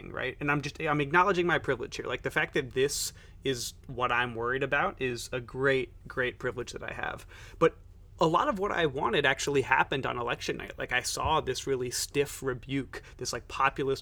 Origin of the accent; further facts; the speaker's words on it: New York, United States; I'm from New York and really into New York City